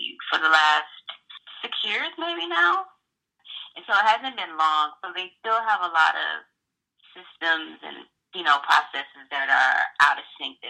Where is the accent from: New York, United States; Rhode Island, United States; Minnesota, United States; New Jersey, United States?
New York, United States; also born or lived in Abu Dhabi, United Arab Emirates; I'm from New York